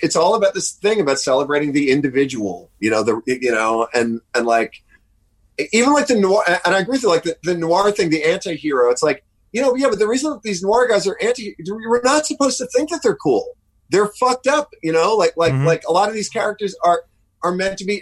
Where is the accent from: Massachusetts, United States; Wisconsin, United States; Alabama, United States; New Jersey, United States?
New Jersey, United States; moved away as an adult; now in New York, United States; my childhood was was in it was in Jersey, but and then since uh, and then then I left home when I was like 17